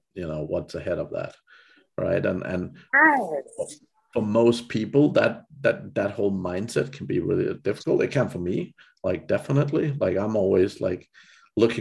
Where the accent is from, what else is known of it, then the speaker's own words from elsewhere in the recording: Denmark; moved away; I'm from Denmark originally